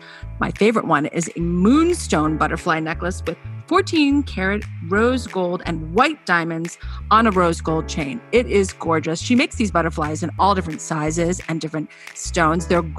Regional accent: Scarsdale, New York, United States; I grew up in Scarsdale.

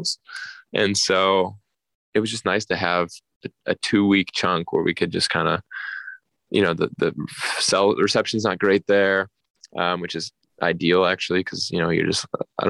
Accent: Chicago, Illinois, United States; Chicago, my hometown

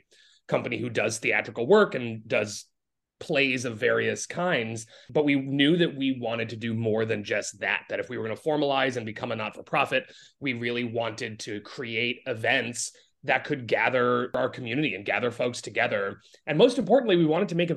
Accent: Providence, Rhode Island, United States; moved away as an adult; now in New York City, United States; growing up in Providence, Rhode Island.

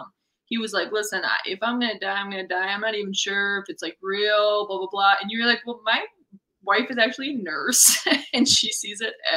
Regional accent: Missouri, United States; accent: folksy; Well, the real humdinger is I'm really from Missouri, so I don't know why I'm laying this on so thick.

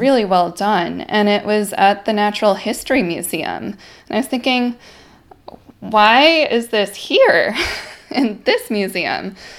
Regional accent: Tongva land, California, United States; I'm speaking to you from Tongva land, um, where I grew up

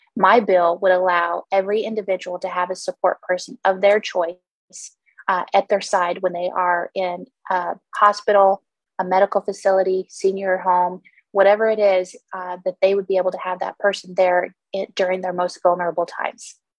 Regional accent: Homer, Alaska, United States; Homer is my hometown. I grew up here

